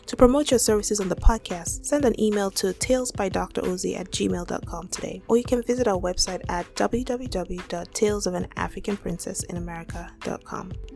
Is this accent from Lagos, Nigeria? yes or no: yes; Lagos, Nigeria; I do understand Yoruba because I grew up in Lagos.